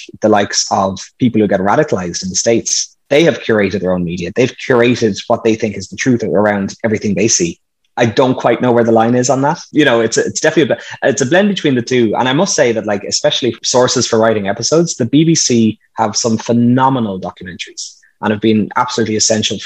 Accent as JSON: {"language": "English", "region": "County Meath", "country": "Ireland", "said": "I'm from the Republic of Ireland. I'm from County Meath"}